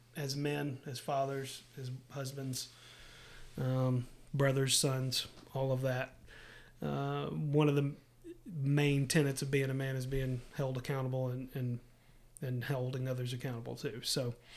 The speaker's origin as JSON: {"language": "English", "region": "Middle Tennessee", "country": "United States", "said": "I took a sales job back here in Middle Tennessee, and so we moved from West Tennessee, where we went to college, back to Middle Tennessee."}